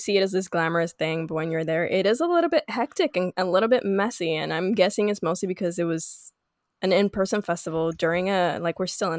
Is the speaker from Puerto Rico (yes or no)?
yes; Puerto Rico; I was from Puerto Rico